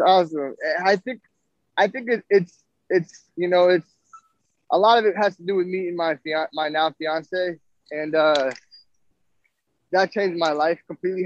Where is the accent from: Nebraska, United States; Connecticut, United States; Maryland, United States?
Nebraska, United States; moved away; I'm from Nebraska originally.